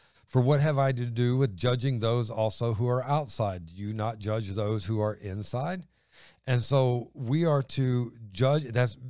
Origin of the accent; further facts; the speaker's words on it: Ohio, United States; Well, that's just the way it is. I'm from Ohio.